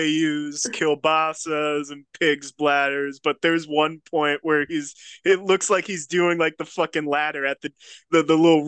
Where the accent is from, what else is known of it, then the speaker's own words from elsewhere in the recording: Pennsylvania, United States; I'm from Pennsylvania